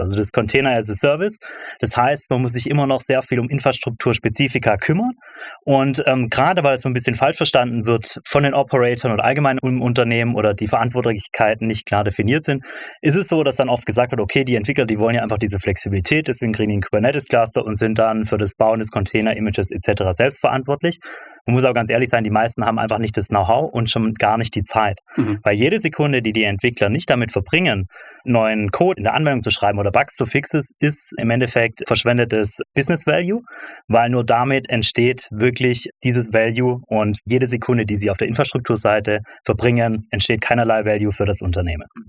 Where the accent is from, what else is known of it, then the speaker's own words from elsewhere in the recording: Stuttgart, Baden-Württemberg, Germany; Ich komme aus Stuttgart